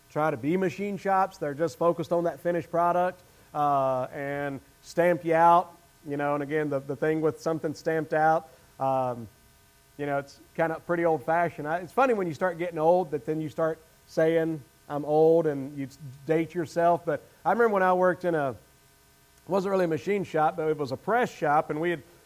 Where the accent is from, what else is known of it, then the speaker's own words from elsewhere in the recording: the South, United States; accent: Southern; as a Southerner